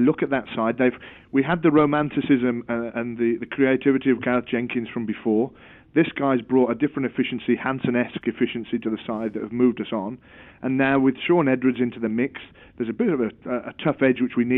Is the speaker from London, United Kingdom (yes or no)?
no; Welsh, Wales, United Kingdom; which can only suit us as Welsh players